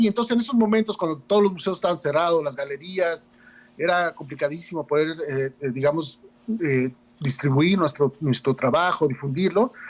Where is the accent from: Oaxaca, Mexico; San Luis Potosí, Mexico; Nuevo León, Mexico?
Oaxaca, Mexico; Juchitán; esa casa de la cultura donde yo crecí, Juchitán